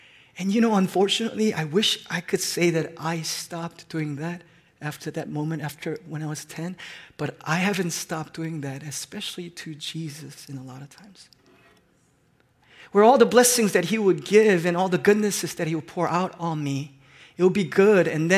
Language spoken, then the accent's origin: English; South Korea; moved away; I grew up in Korea